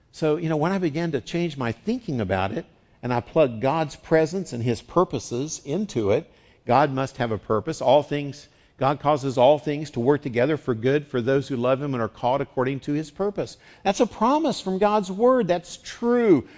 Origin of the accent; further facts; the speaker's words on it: West Virginia, United States; now in San Diego, United States; I grew up in West Virginia